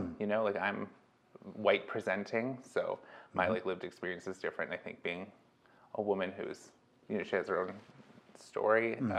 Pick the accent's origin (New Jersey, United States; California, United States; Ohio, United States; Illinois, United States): California, United States; born there; In Riverside County. So a little bit inland from Los Angeles.